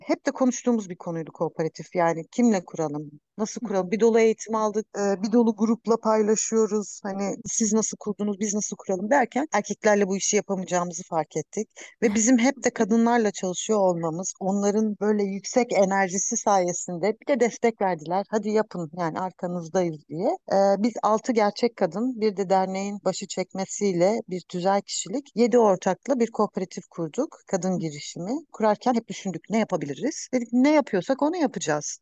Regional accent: Karabük, Karabük Province, Turkey; also born or lived in Ankara / İzmir / Hemşin; now in Hopa, Turkey; Karabük'te doğdum, sonra Ankara'da eğitim gördüm, orada çalıştım

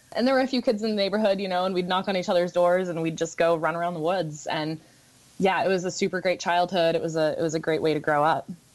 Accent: Juneau, Alaska, United States; I was born and raised here in Juneau

